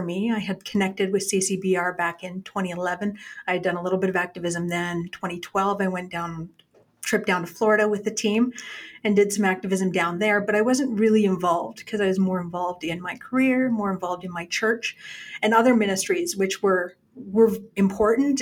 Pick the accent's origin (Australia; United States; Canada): Canada; small town Alberta; I am originally a small town Alberta girl. I grew up small town here